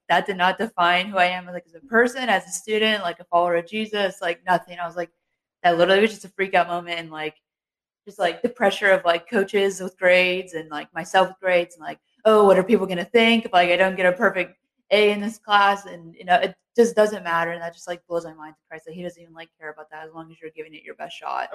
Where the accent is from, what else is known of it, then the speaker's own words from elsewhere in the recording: Cincinnati, Ohio, United States; moved away as an adult; now in Moorhead, United States; I grew up in a small town church back in Cincinnati.